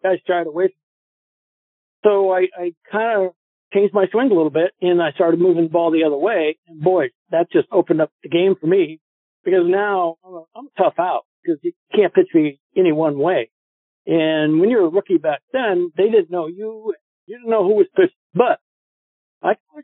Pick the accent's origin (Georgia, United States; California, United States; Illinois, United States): Illinois, United States; Chicago; I'm from Chicago